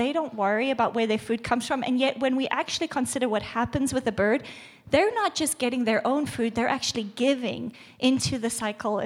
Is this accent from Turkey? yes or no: no; South Africa; moved away; I'm from South Africa